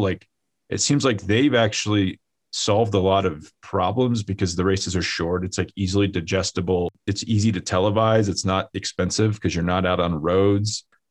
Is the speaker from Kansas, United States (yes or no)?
yes; Kansas, United States; moved away; also born or lived in Colorado; I grew up in Kansas